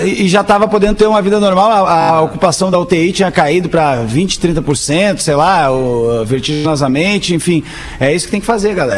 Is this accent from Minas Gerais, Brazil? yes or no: no; Esteio, Rio Grande do Sul, Brazil; eu sou de esteio